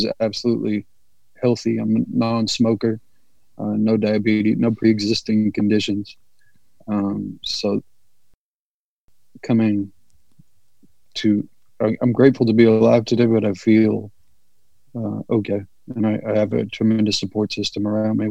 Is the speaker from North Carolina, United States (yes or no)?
no; San Jose, California, United States; I'm from San Jose, California.